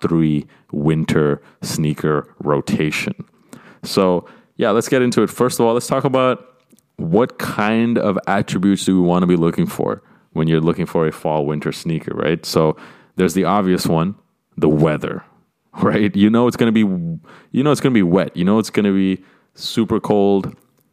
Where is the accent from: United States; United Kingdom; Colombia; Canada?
Canada; my home country of Canada